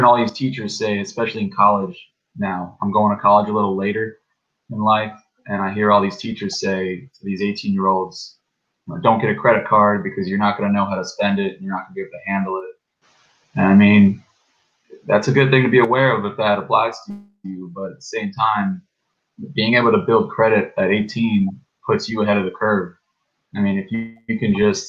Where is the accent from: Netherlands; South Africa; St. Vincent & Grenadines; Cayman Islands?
South Africa; also born or lived in California; now in South Florida, United States; So I'm from South Africa. I'm a white African